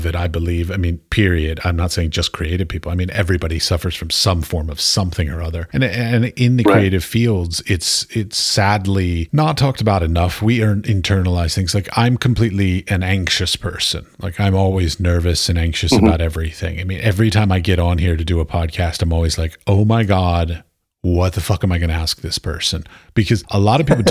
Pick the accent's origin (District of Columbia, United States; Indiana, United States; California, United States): District of Columbia, United States; Washington; I was raised in Washington, D.C.